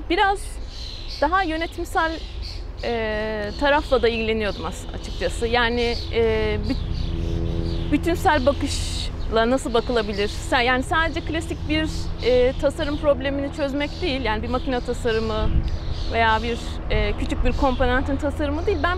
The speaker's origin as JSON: {"language": "Turkish", "region": "Ankara", "country": "Turkey", "tie": "born or raised there", "also_born_or_lived": "Istanbul", "said": "41 yaşındayım. İstanbul doğumluyum. E, Ortaokul, liseyi Ankara'da okudum."}